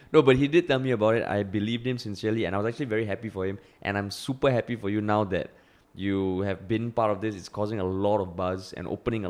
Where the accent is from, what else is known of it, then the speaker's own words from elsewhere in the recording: Singapore; also born or lived in United States; At least now I can be confident of going to more countries and saying I'm from Singapore, and people having some idea of what it's like.